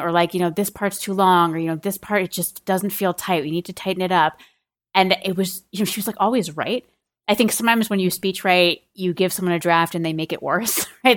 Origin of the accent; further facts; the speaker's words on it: a suburb of Boston, Massachusetts, United States; I grew up in a, in a suburb of Boston